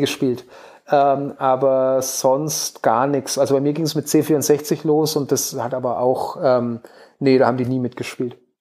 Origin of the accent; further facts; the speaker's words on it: Hof, Bavaria, Germany; in meiner Heimatstadt in Hof. Meine Eltern leben hier auch